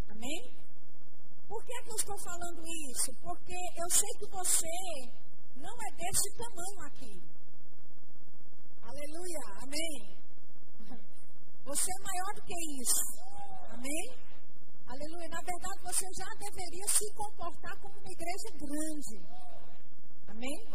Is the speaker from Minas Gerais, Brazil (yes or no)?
yes; Belo Horizonte, Minas Gerais, Brazil; now in Campina Grande, Brazil; E eu moro em Campina Grande, ah, mas eu sou mineira de Belo Horizonte, mas o meu sotaque já não é mais mineiro.